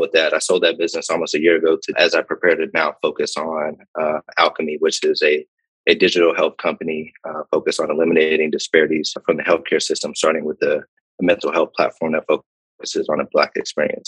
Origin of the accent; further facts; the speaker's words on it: Pittsburgh, Pennsylvania, United States; moved away as an adult; also born or lived in Ann Arbor, Michigan / West Virginia / New York / Chicago; I'm originally from Pittsburgh, Pennsylvania